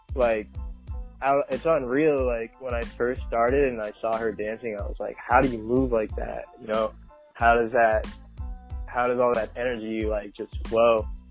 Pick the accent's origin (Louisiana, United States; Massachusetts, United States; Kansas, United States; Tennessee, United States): Massachusetts, United States; Boston; also born or lived in Paris, France; I moved to the United States when I was just around two years old, and I grew up in Massachusetts, uh, south side of Boston